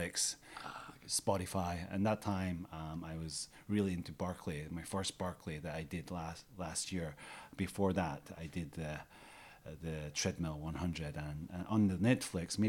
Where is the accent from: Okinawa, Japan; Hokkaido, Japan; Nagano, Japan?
Nagano, Japan; now in Takao, Tokyo, Japan; I was born in Nagano, where there's a lot of mountains.